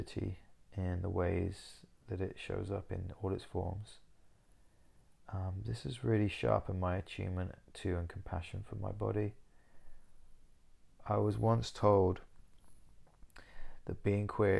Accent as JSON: {"language": "English", "region": "Wales", "country": "United Kingdom", "tie": "born or raised there", "moved": "as an adult", "lives_now": "Southsea, United Kingdom", "said": "I was born in Cymraeg, Wales, where I lived for 18 years before moving away to Lloegr, England, where I stayed."}